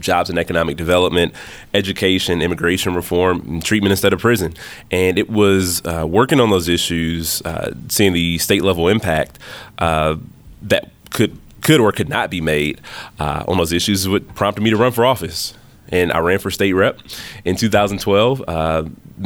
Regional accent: Milwaukee, Wisconsin, United States; also born or lived in Alabama; born and raised in the city of Milwaukee

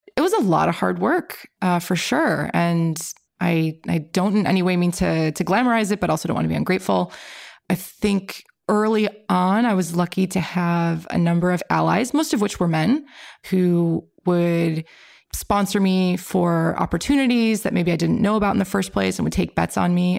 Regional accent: Illinois, United States; I'm from Illinois, and our university had a really good engineering program

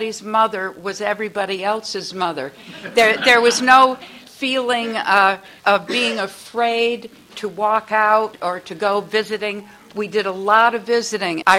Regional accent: Columbia, Connecticut, United States; growing up in Columbia

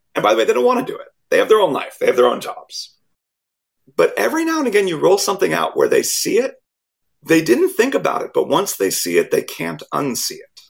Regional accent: Silicon Valley, California, United States; born or raised there

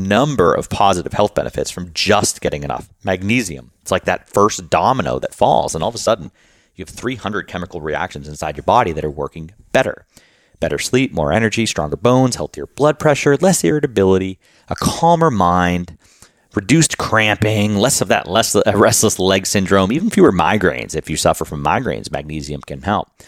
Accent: Boston, Massachusetts, United States; moved away as an adult; now in Luxembourg; I grew up in Boston

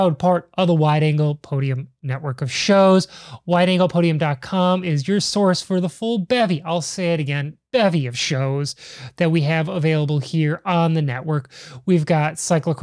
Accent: Chicago, Illinois, United States; I'm from Chicago

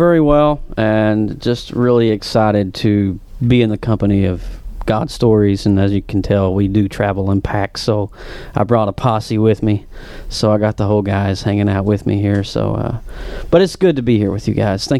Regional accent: Tennessee, United States; accent: Appalachian; I'm not from Orlando, and I'm not from a metro area. I have an extremely thick, I want to say the term Appalachian accent.

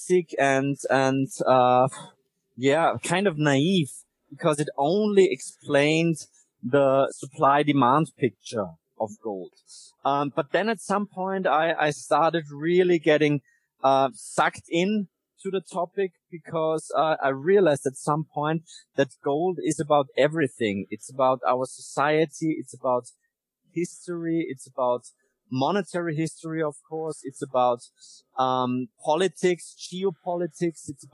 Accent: Vienna, Austria; I grew up in Vienna

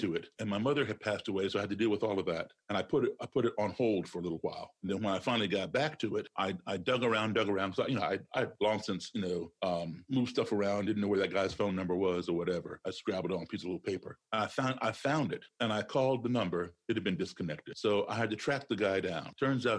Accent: Chicago, Illinois, United States; now in Maryland, United States; I'm not from Maryland. I'm from Chicago originally, but I'm going to start here in Maryland where I live

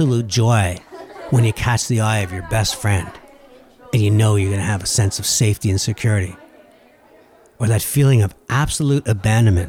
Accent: Laval, Quebec, Canada; also born or lived in Dorval; I grew up in Laval and moved to Dorval

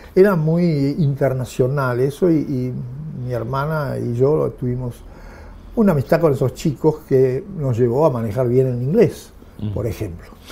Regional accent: Olivos, Buenos Aires Province, Argentina; yo nací en Olivos

